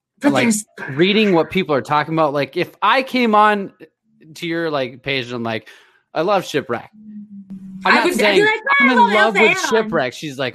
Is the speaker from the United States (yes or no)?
yes; Minnesota, United States; I'm from Minnesota.